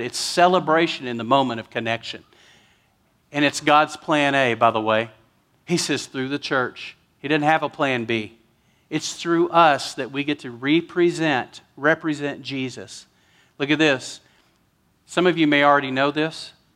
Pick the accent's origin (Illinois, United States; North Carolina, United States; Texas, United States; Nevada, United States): Texas, United States; West; I'm from West Texas.